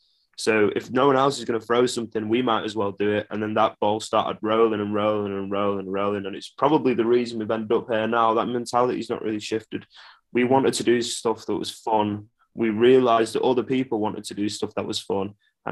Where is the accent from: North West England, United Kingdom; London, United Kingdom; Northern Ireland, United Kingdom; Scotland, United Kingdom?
North West England, United Kingdom; Burnley; because also everyone else growing up in Burnley didn't have anything to do either